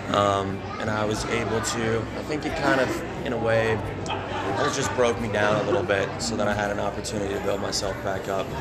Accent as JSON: {"language": "English", "town": "Brookings", "region": "South Dakota", "country": "United States", "tie": "born or raised there", "said": "I grew up outside of Brookings."}